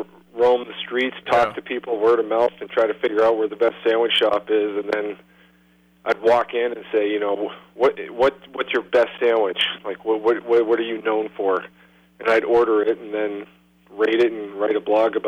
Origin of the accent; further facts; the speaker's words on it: Concord, New Hampshire, United States; moved away as an adult; now in San Antonio, United States; back in my hometown where I grew up in Concord, New Hampshire